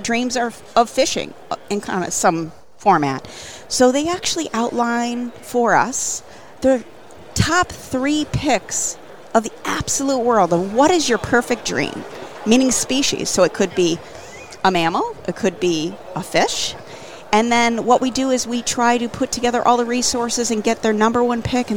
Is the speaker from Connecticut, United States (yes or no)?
yes; Connecticut, United States; I'm from Connecticut